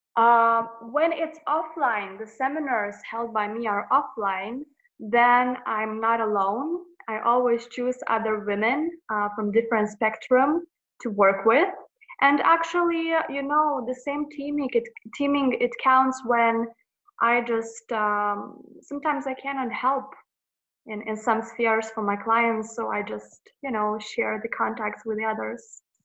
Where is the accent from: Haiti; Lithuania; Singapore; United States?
Lithuania; I'm from Lithuania, a little country